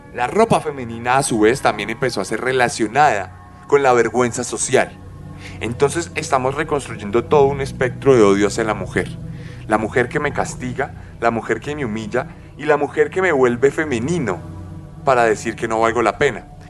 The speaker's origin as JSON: {"language": "Spanish", "country": "Colombia"}